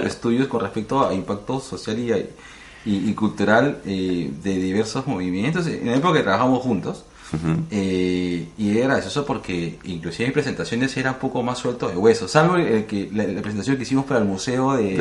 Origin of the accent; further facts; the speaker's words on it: Lima, Peru; somos limeños y pasamos la gran, un gran tiempo en, Lima